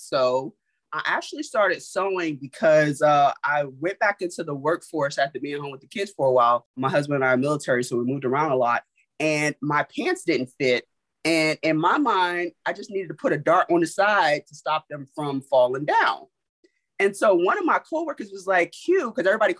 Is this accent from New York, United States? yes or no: yes; New York City, New York, United States; moved away; also born or lived in Germany; I'm from Brooklyn, New York